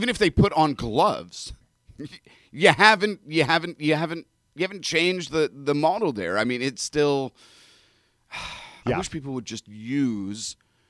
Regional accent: Toronto, Ontario, Canada; also born or lived in Europe; now in United States; Yeah, but you know the challenge is, I grew up in Toronto, but did undergraduate studies there, and then did graduate studies in rabbinical school in Europe.

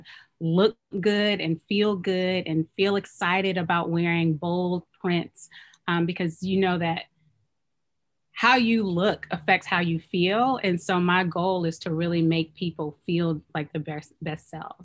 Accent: Oakland, California, United States; moved away as an adult; also born or lived in Chicago / North Carolina; I'm Nigerian. I was born and raised in Oakland. So this is my hometown. Both of my parents are Nigerian

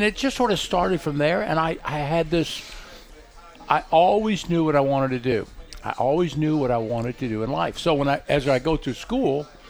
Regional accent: Tampa, Florida, United States; Originally from Tampa, born and raised in Tampa

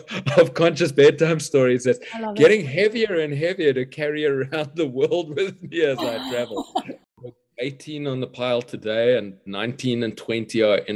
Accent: Cape Town, Western Cape, South Africa; I grew up in Cape Town, apartheid South Africa generation

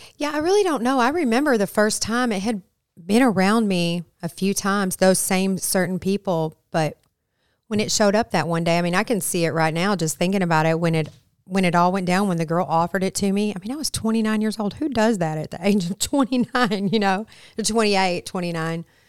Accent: Flint, Michigan, United States; moved away; also born or lived in Arkansas; I am originally from Flint, Michigan

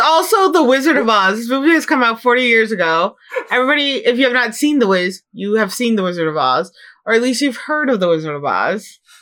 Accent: Chicago, Illinois, United States; now in Seattle, United States; growing up in Chicago

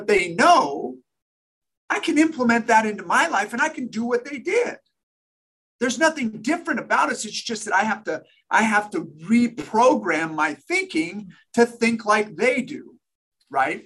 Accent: Sacramento, California, United States; I trained with the best players in the major leagues from my hometown in Sacramento

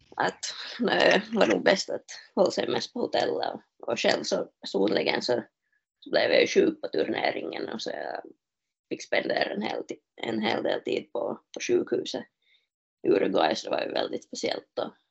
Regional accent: Smedsby, Ostrobothnia, Finland; moved away as an adult; now in Kuopio, Finland; där jag är hemma i Smesby

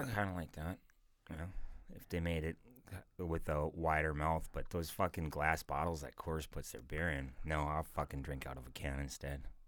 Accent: North Dakota, United States; I'm from North Dakota.

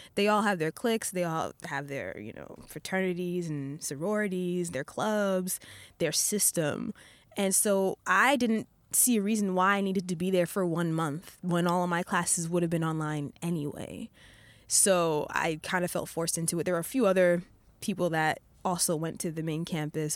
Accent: Rockland County, New York, United States; moved away as an adult; now in Japan; I'm originally from Rockland County, New York

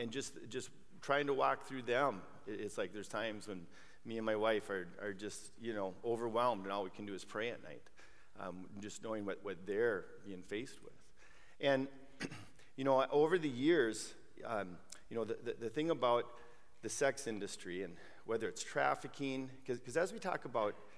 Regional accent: Brooklyn Park, Minnesota, United States; I grew up in Brooklyn Park, it was a typical suburb back in the 70s, when I grew up.

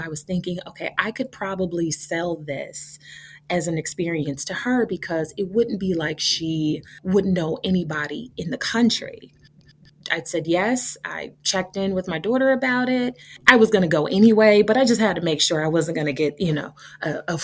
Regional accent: Indianapolis, Indiana, United States; born or raised there; moved away as an adult; also born or lived in Chapel Hill, North Carolina / Carrboro, North Carolina / Tübingen, Germany / Freiburg, Germany

